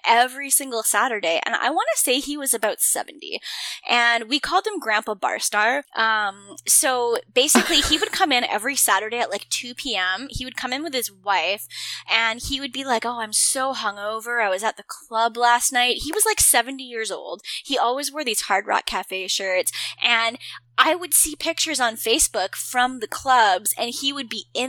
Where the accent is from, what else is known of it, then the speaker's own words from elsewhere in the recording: Canada; I'm Canadian